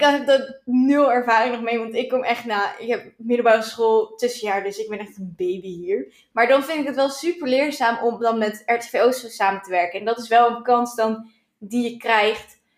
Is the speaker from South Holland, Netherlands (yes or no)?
no; Duiven, Gelderland, Netherlands; moved away; ik kom uit Duiven